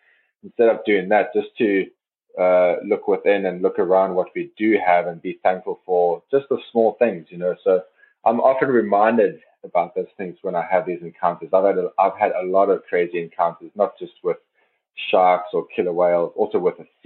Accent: South Africa; now in Norway; as a South African

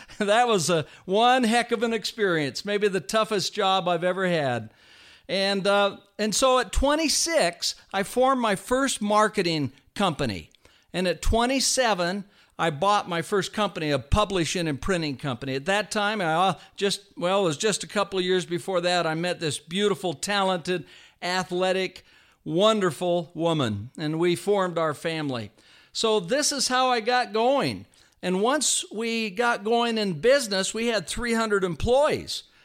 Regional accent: Vallejo, California, United States; I was raised in Vallejo, California.

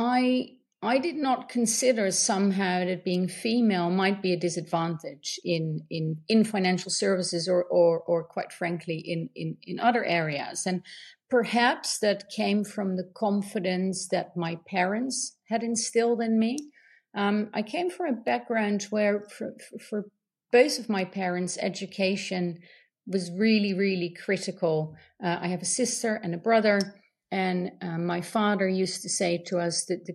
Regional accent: Netherlands; I grew up in the Netherlands.

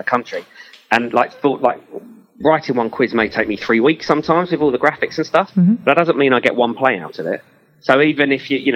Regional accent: Enfield, London, United Kingdom; I'm from Enfield and everyone always takes the P out of me because I can't say the word wows.

